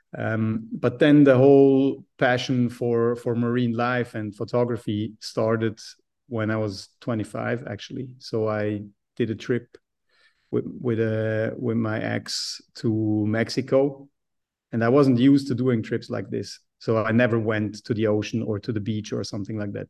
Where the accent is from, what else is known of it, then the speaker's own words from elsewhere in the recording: Switzerland; I grew up in Switzerland being a mountain boy